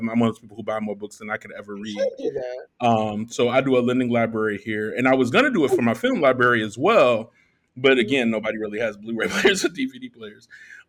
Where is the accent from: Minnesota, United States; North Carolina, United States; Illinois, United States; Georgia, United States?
Illinois, United States; Chicago; moved away as an adult; now in Merida, Mexico; I'm a Black expat now. I'm originally from Chicago. I've lived in 7 different cities and now 3 different countries. And I've landed in Merida, Mexico.